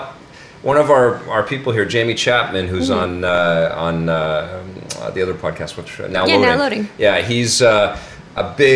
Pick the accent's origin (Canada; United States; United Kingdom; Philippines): Canada; me as a Canadian